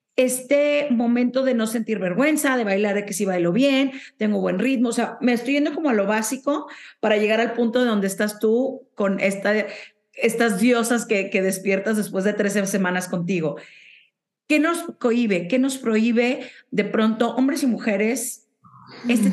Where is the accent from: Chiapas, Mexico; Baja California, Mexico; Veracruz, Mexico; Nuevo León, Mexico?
Nuevo León, Mexico; Monterrey; de donde soy yo, de Monterrey